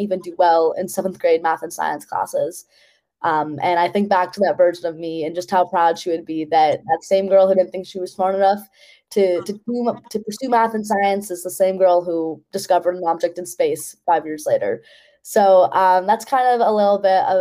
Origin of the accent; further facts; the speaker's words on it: New York City, New York, United States; I grew up in New York City